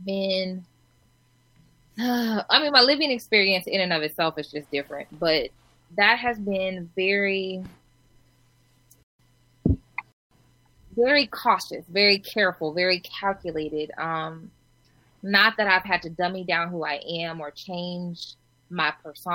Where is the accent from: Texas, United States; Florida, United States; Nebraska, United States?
Nebraska, United States; Omaha; I'm from Omaha, Nebraska